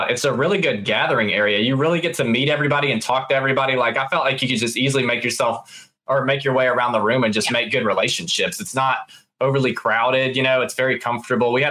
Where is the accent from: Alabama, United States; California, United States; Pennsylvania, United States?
Alabama, United States; also born or lived in Florida; I'm from Alabama.